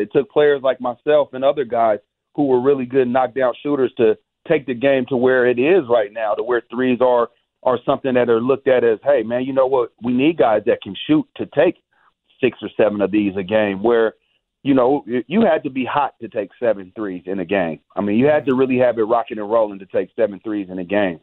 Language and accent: English; Bay Area, California, United States; I'm from the Bay Area